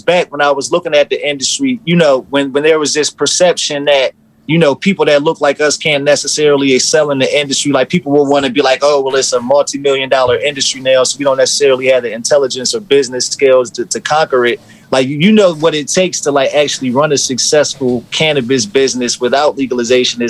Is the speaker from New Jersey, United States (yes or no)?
yes; Trenton, New Jersey, United States; growing up in Trenton, like being arrested